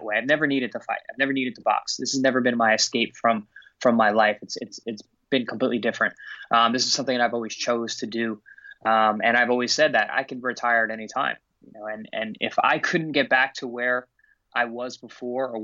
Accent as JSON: {"language": "English", "region": "New York", "country": "United States", "tie": "born or raised there", "said": "I chose to go back to the Paramount Theater in New York in my hometown"}